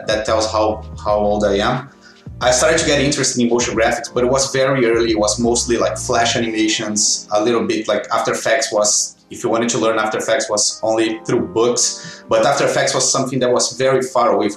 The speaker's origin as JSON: {"language": "English", "region": "Rio de Janeiro", "country": "Brazil", "also_born_or_lived": "United States", "moved": "as an adult", "lives_now": "Toronto, Canada", "said": "I'm from Rio, Brazil. I moved to Canada about 5 years and a half ago"}